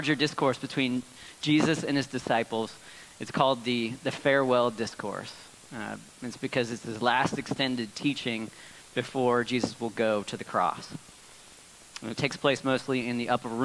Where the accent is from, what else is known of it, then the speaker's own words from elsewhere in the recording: Northern California, United States; I grew up in Northern California